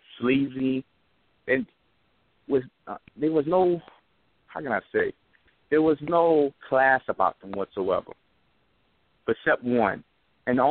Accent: New York City, New York, United States; now in Mobile, United States; I'm calling from Mobile, but I'm originally from New York City

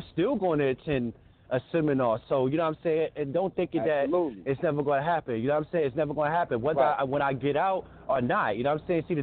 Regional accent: New York, United States; also born or lived in Nevada / Arizona; now in Reno, United States; I'm from New York, but I moved. I was in Nevada.

